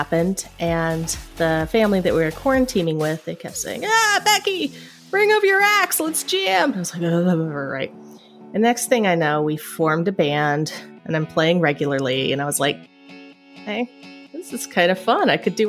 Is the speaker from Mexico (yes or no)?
no; Appalachia, United States; Well, growing up in Appalachia, I did learn violin.